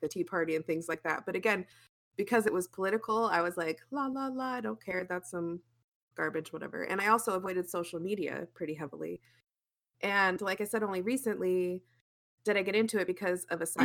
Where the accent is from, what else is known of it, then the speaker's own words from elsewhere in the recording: Arizona, United States; I grew up in Arizona